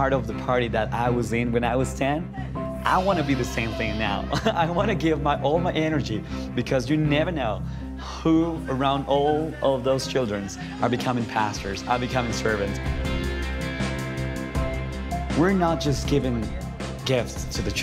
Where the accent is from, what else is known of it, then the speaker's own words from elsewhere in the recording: Ambato, Tungurahua, Ecuador; my hometown, Ambato, Ecuador.